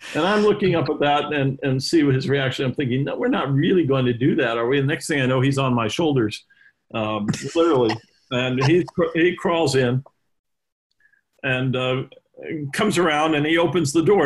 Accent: Los Angeles, California, United States; also born or lived in Evanston, Illinois; born and raised in Los Angeles

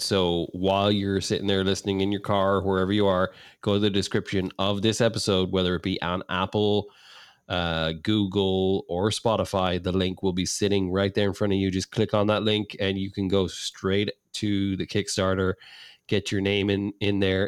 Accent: Ireland; moved away; being Irish

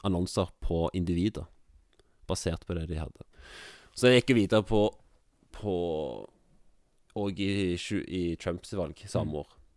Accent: Jørpeland, Rogaland, Norway; moved away as an adult; now in Kviteseid, Norway; Jeg er fra Rogaland, jeg er fra Jørpeland

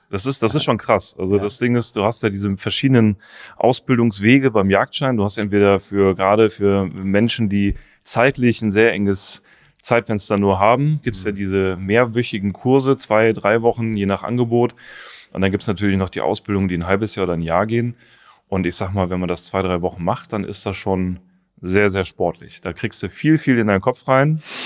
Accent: Taunus, Hesse, Germany; ich bin im Taunus groß geworden, da gab es halt nur Wald.

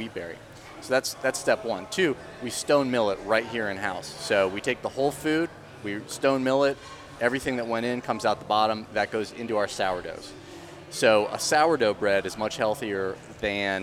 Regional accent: Dayton, Ohio, United States; moved away as an adult; now in Charlotte, United States; I'm from Dayton, Ohio

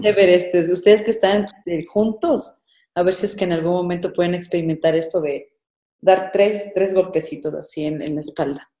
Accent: Ecuador; como ecuatorianos

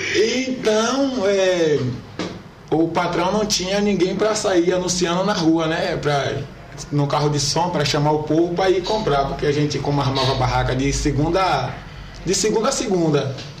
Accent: Corte de Pedra, Bahia, Brazil; also born or lived in Taperoá, Bahia / Feira de Santana, Bahia; eu sou natural de Itaperoá, né? natural de Itaperoá, Bahia, mas eu fui criado em Corte de Pedra.

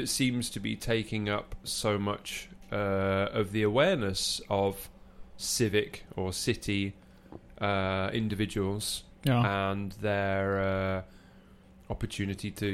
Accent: England, United Kingdom; moved away; an English person living here

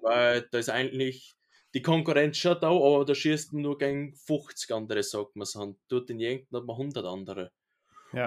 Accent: Austria; bei uns in Österreich

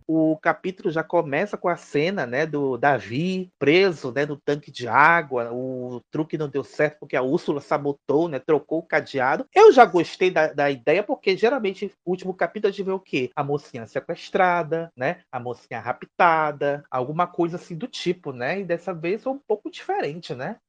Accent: Northeast Region, Brazil; nós, enquanto nordestinos e representantes do Nordeste aqui nesse podcast

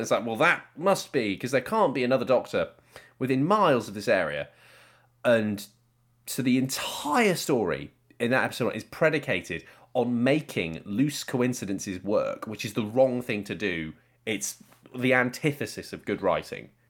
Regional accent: Cyprus; growing up in England or Cyprus where I was

